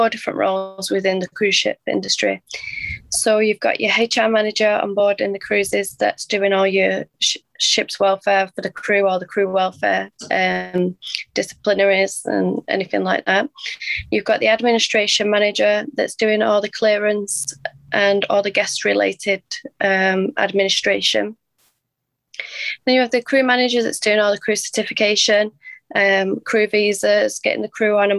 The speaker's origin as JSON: {"language": "English", "town": "Manchester", "region": "North West England", "country": "United Kingdom", "said": "I'm from Manchester in the UK"}